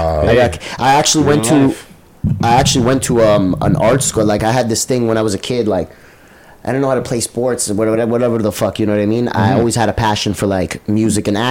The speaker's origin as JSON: {"language": "English", "town": "Toronto", "region": "Ontario", "country": "Canada", "tie": "born or raised there", "said": "most of my life, I grew up on Jane and Shepherd"}